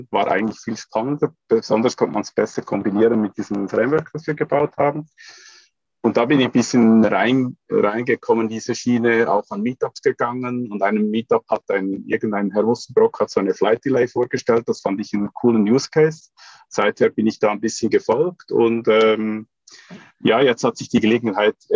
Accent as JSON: {"language": "German", "region": "Zug", "country": "Switzerland", "tie": "born or raised there", "said": "Das heißt, ich bin in der Schweiz aufgewachsen, lebe jetzt in der Nähe von Zürich"}